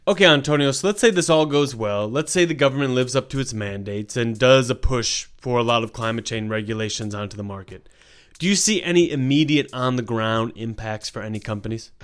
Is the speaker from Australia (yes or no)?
yes; Australia; I am Australian